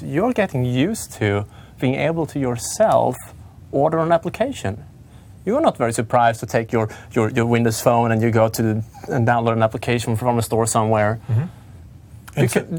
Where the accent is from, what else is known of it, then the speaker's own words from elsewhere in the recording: southern Sweden, Sweden; English is a second language; No, I'm from Sweden.